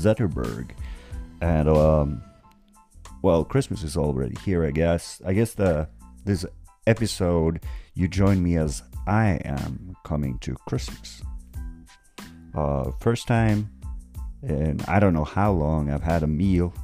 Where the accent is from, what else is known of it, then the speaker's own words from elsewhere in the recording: Norway; I'm from Norway